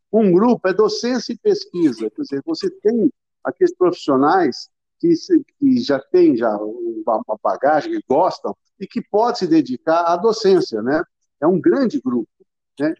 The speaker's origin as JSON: {"language": "Portuguese", "town": "Ribeirão Preto", "region": "São Paulo", "country": "Brazil", "said": "eu sou de Ribeirão Preto"}